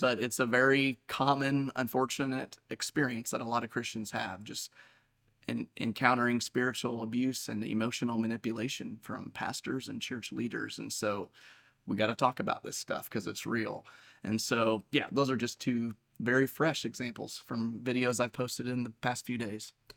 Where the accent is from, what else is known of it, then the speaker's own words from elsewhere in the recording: Saint Joseph, United States; I was born and raised here in Saint Joseph. I've lived here my whole life.